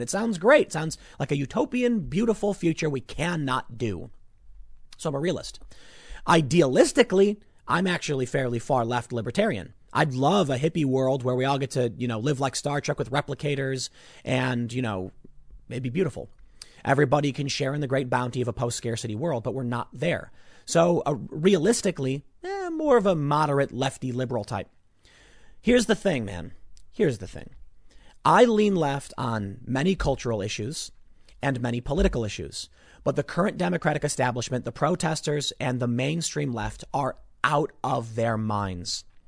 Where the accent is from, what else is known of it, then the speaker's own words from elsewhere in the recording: Chicago, Illinois, United States; I'm from the South Side